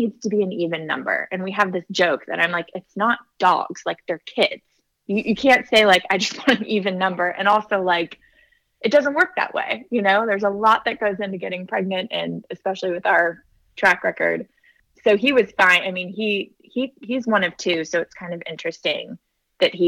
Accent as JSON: {"language": "English", "region": "California", "country": "United States", "also_born_or_lived": "South Carolina", "moved": "yes", "lives_now": "Nashville, United States", "said": "we live in Nashville, Tennessee. So I'm from California originally"}